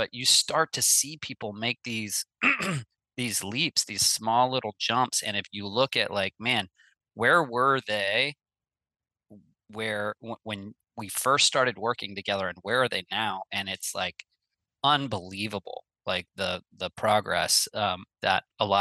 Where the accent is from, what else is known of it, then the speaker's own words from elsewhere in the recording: Midwest, United States; I grew up in the Midwest